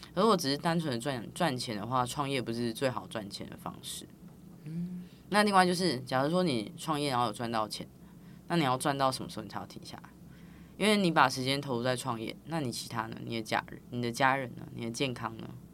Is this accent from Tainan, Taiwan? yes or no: yes; Tainan, Taiwan; 我是台南人